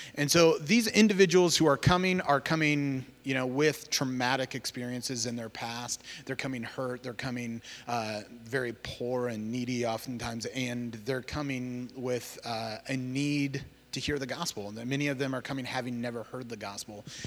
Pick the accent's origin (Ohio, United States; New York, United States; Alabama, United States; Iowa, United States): Iowa, United States; Cedar Rapids; moved away as an adult; I grew up in Cedar Rapids, Iowa, and, uh, that's where I'm from originally.